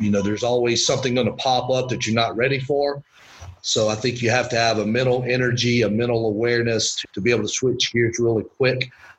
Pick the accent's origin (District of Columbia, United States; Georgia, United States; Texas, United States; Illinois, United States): Georgia, United States; Winder; And then the other part of that I learned growing up in Winder was a sense of community pride.